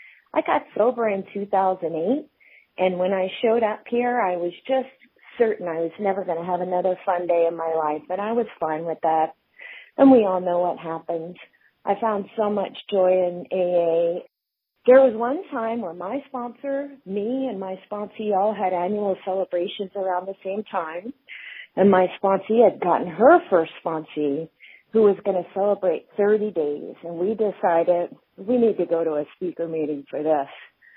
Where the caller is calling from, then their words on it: Martinez, California, United States; Hi, Grapevine. … I'm from Martinez, California.